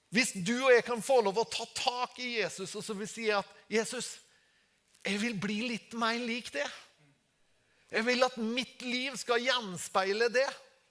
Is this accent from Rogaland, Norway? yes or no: no; Tingvoll, Møre og Romsdal, Norway; jeg kommer fra Tingvoll